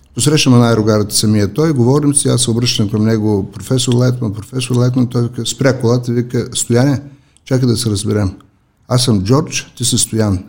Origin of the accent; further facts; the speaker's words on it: Elhovo, Yambol Province, Bulgaria; moved away as an adult; also born or lived in Sofia; Нека да започна с моят роден град. Аз съм роден в Елхово.